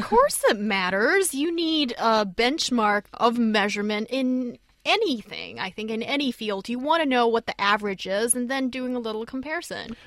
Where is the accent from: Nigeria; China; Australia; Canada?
China; Beijing; as a northerner growing up in Beijing